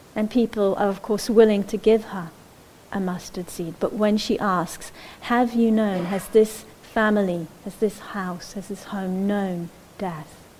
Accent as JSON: {"language": "English", "country": "Israel", "tie": "born or raised there", "moved": "yes", "said": "I grew up in Israel"}